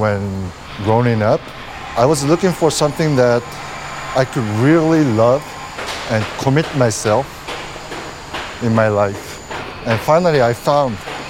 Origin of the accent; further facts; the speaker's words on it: Tokyo, Japan; English is a second language; moved away as an adult; also born or lived in New York, United States; now in Paris, France; I born in Tokyo, in Japan. I spent 5 years in United States when I was a child. My father worked at the New York, so we moved there. Then we came back to Tokyo, and I grew up in Tokyo till I came to Paris.